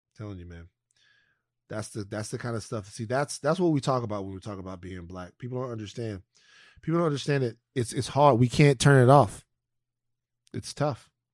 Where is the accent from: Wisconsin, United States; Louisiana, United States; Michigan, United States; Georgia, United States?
Louisiana, United States; Baton Rouge; moved away; also born or lived in California; growing up in South Baton Rouge